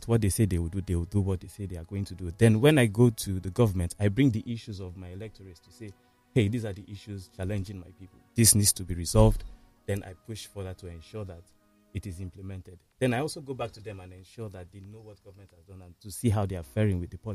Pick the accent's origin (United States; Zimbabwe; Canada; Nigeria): Nigeria; as a Nigerian first and foremost